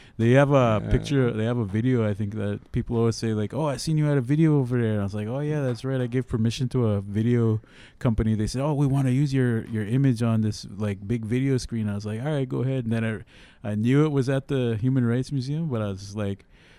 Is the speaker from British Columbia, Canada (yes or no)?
no; Long Plain, Manitoba, Canada; my family's from Southern Alberta and I'm Blackfoot, but I grew up in Long Plain because of these three reasons.